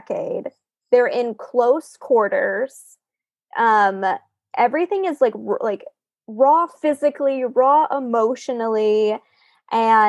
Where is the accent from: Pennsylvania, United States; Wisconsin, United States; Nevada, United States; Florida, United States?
Florida, United States; North; moved away as an adult; also born or lived in Fort Lauderdale, Florida; I was born in Fort Lauderdale, then my family moved to North Florida